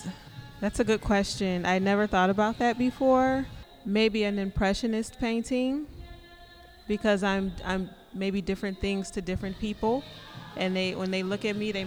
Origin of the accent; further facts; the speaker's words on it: Chicago, Illinois, United States; now in Des Plaines, United States; Right now I live in Des Plaines, but I'm from Chicago. I grew up all over the North Side.